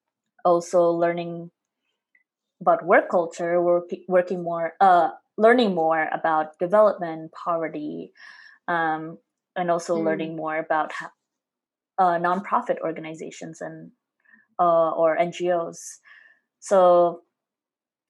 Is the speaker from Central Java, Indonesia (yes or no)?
yes; Semarang, Central Java, Indonesia; moved away as an adult; now in United States; I'm from Semarang, a city in central Java province, Indonesia.